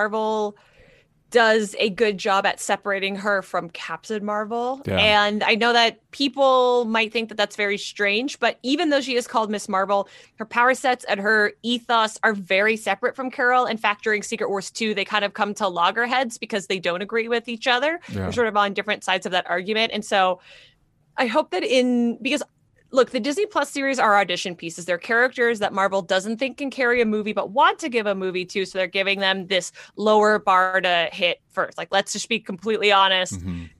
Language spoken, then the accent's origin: English; Canada; I'm Canadian.